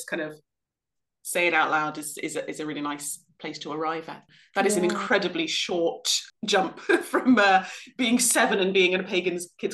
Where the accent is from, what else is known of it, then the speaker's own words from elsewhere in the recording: South West England, United Kingdom; I was brought up in the West Country of England